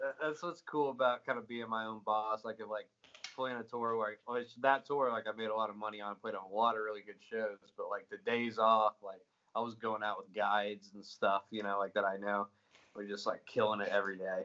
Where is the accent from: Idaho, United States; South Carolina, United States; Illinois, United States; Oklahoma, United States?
South Carolina, United States; Greenville; moved away as an adult; also born or lived in Florida; now in Nashville, United States; born and raised in Greenville, South Carolina, for 21 years